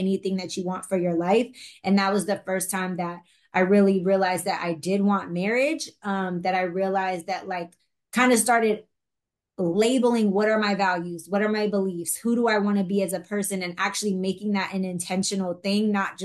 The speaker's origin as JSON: {"language": "English", "area": "Bay Area", "region": "Northern California", "country": "United States", "tie": "born or raised there", "moved": "yes", "lives_now": "Los Angeles, United States", "said": "I'm from the Bay Area. Like I mentioned, I was very blessed. My parents did everything they could to keep me in a private school"}